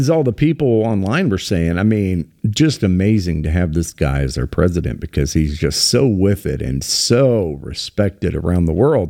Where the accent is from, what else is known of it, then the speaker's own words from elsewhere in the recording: United States; I'm, you know, again, very Irish heritage, but, I'm an American.